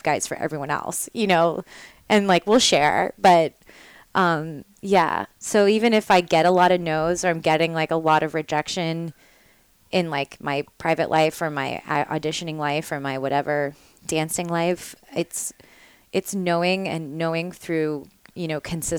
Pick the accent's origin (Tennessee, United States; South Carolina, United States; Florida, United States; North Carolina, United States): Tennessee, United States; Nashville; also born or lived in the South; now in New York, United States; I'm from Nashville, Tennessee